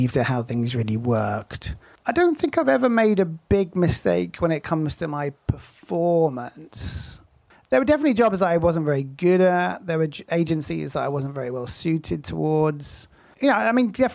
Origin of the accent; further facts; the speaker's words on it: United Kingdom; now in United States; I think I'm sort of more American now than I am British.